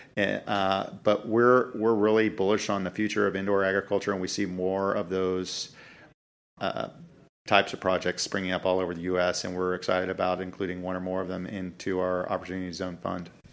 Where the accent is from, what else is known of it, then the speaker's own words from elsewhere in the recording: Dallas, Texas, United States; I grew up in North Dallas, like a lot of suburban kids